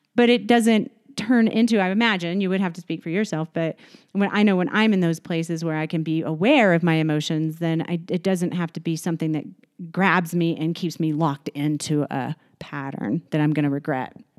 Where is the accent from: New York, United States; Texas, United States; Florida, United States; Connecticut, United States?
Texas, United States; moved away; I'm from Texas